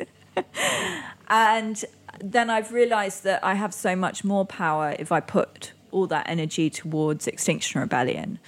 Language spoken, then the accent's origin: English; Indonesia; also born or lived in Singapore; now in London, United Kingdom; I grew up in Indonesia